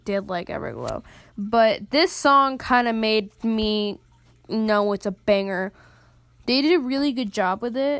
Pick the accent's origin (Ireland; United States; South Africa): United States; I'm an American